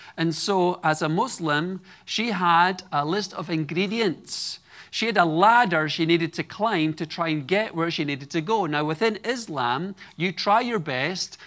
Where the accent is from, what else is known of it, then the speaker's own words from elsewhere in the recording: Edinburgh, Scotland, United Kingdom; moved away; I grew up in Edinburgh, Scotland, the capital city